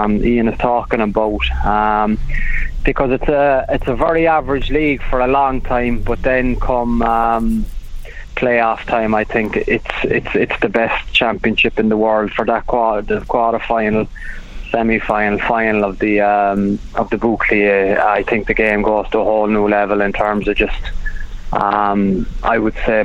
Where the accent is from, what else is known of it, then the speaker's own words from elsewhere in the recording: Ireland; moved away as an adult; also born or lived in France; we as Irish people